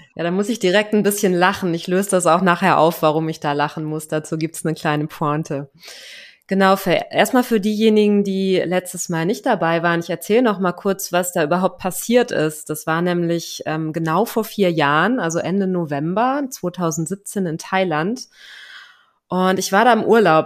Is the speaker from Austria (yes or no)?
no; Germany; moved away as an adult; deutsche Staatsbürgerin bin ich natürlich noch nach wie vor